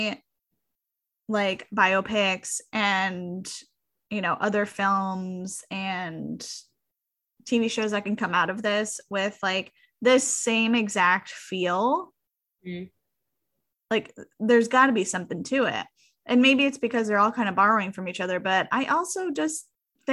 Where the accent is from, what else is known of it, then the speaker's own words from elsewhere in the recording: United States; I'm American